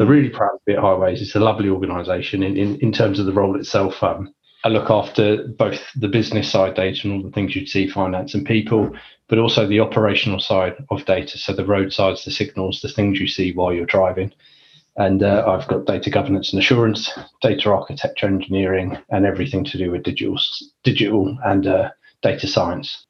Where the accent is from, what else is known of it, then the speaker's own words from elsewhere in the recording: London, United Kingdom; I'm from London or Northwest London originally.